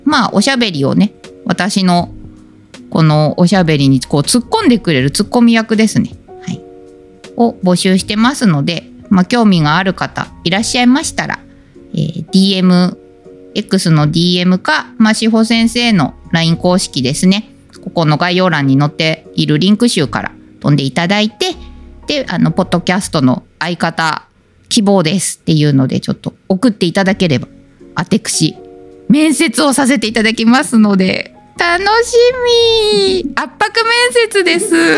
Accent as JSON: {"language": "Japanese", "country": "Japan", "tie": "born or raised there", "also_born_or_lived": "Hokkaido", "moved": "yes", "said": "私雪国出身だから寒いの平気"}